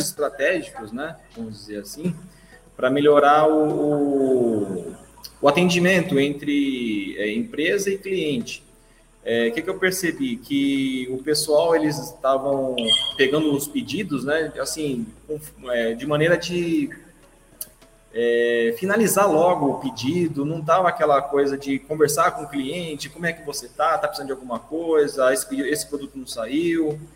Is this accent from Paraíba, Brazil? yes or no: no; Guarulhos, São Paulo, Brazil; eu sou de Guarulhos